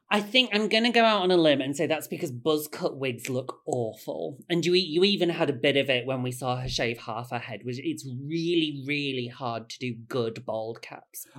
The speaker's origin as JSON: {"language": "English", "town": "Bradford", "region": "Yorkshire and the Humber", "country": "United Kingdom", "said": "I'm from Bradford"}